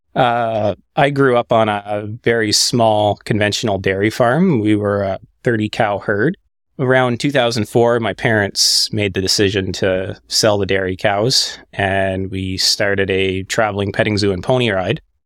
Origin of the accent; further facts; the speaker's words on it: Quebec, Canada; moved away as an adult; also born or lived in Eastern Ontario; now in Southern Ontario, Canada; from where I grew up in Quebec